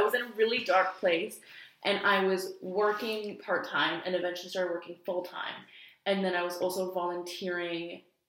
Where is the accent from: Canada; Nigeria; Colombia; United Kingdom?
Canada; Vancouver, British Columbia; Growing up in Vancouver